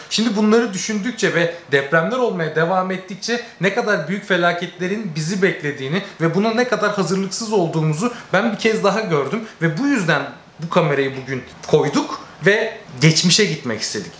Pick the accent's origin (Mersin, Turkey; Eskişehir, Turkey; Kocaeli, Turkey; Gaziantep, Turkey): Kocaeli, Turkey; moved away as an adult; also born or lived in Yalova; now in Canada; Ve biz Yalova'da yaşıyoruz. Anne, babam ve ben Yalova'da yaşıyoruz. Ee, işlerinden dolayı. Kocaeli'liyiz